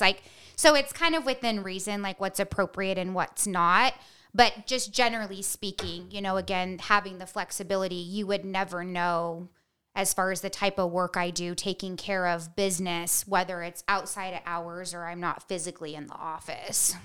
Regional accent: Bishop, California, United States; I grew up in Bishop, California, like, up by Mammoth

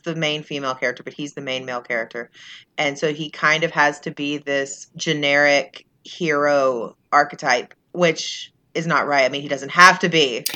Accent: Texas, United States; I'm from Texas, and I don't speak Spanish

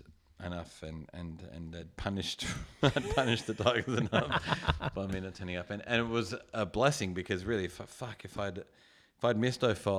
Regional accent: Balmain, New South Wales, Australia; So I grew up living in Balmain, constantly went to Leichhardt, watched those games.

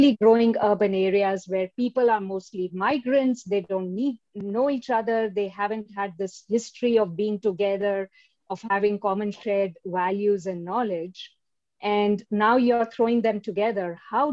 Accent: India; now in United States; I'm originally from India

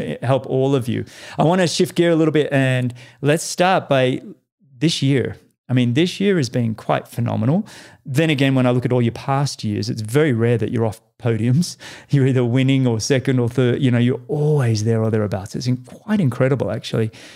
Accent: Australia; moved away as an adult; now in United States; as an Australian

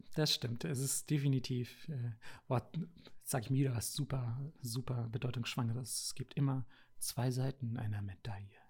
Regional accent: Bavaria, Germany; also born or lived in Japan; weil ich hier aus Bayern komme

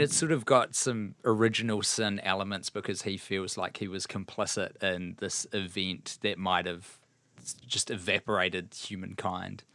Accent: New Zealand; as a New Zealander

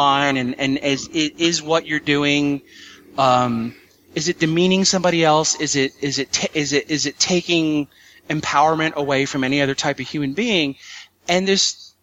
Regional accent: United States; I'm an American

